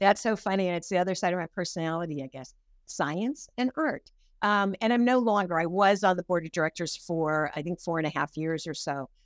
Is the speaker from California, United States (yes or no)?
yes; Pasadena, California, United States; I grew up in Pasadena